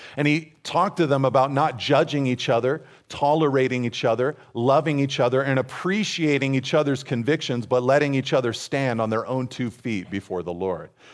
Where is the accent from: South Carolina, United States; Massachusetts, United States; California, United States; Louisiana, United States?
California, United States; California's Central Coast, United States; I grew up here on California's Central Coast